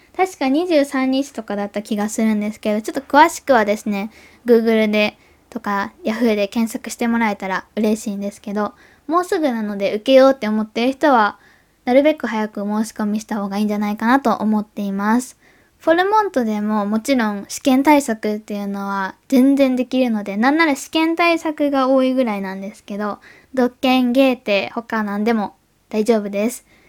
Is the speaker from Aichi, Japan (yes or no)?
no; Kobe, Hyogo, Japan; also born or lived in Osaka / Munich; now in Tokyo, Japan; 私が住んでた大阪とか生まれ育った神戸